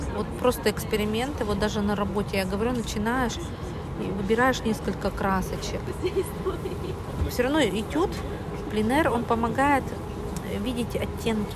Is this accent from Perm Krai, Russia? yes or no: yes; Perm, Perm Krai, Russia; из Перми